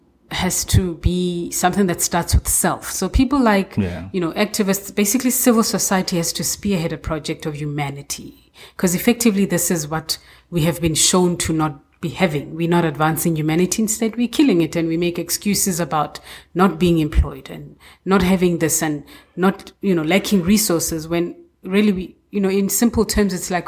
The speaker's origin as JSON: {"language": "English", "country": "South Africa", "said": "as a South African"}